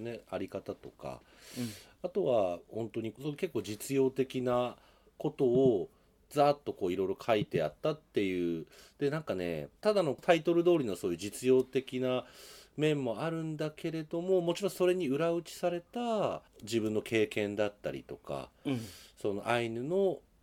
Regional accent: Sapporo, Hokkaido, Japan; 僕もでもあれですよあの札幌で生まれ育って、まあ、このとまあちょっと途中10年ぐらい離れてますけれど、まあ、札幌に今もいて

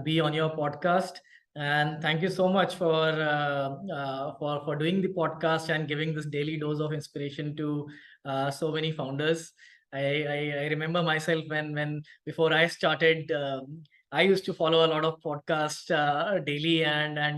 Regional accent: Bhopal, Madhya Pradesh, India; I come from Bhopal. That's my hometown. Born in there, did my entire schooling there.

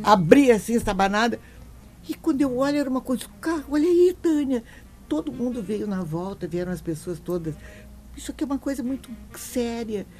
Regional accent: Porto Alegre, Rio Grande do Sul, Brazil; also born or lived in Bagé / Europe / São Paulo; Eu nasci em Bagé, modestamente, eu digo isso. Nasci em Bagé e eh, vim para Porto Alegre com aproximadamente 10 anos, fui estudar no Bom Conselho

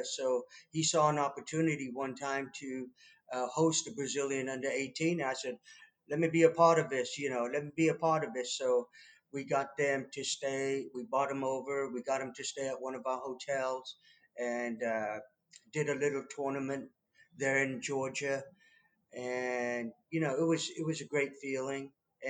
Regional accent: Leicester, East Midlands, United Kingdom; now in Wichita Falls, United States; Well, a good friend of mine, here in Wichita Falls. He was also born and raised in England, in Leicester as well.

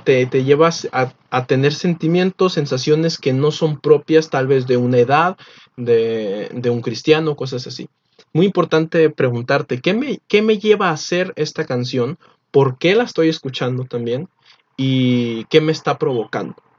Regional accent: Mexico; Nosotros no somos israelitas, somos mexicanos

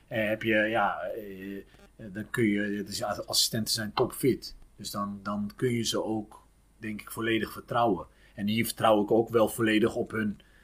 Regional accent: Utrecht, Netherlands; ik ben opgegroeid in Lombok

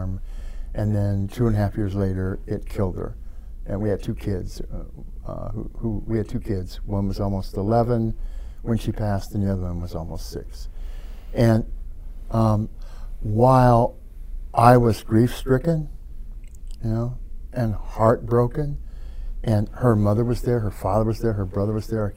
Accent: Chillicothe, United States; in my hometown

